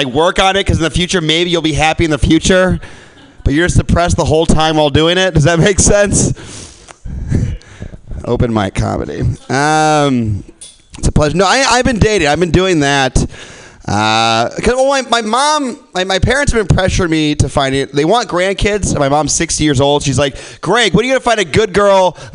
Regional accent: Midwest, United States; moved away; I'm from the Midwest.

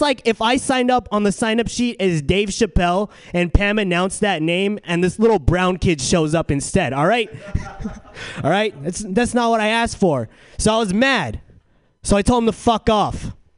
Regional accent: San Diego, California, United States; now in San Francisco, United States; So I'm from San Diego, and I noticed San Diego and San Francisco, two very different cities.

